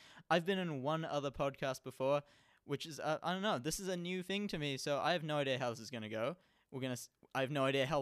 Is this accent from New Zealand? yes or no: yes; New Zealand; I'm from New Zealand, and I snowboard, skateboard, feetboard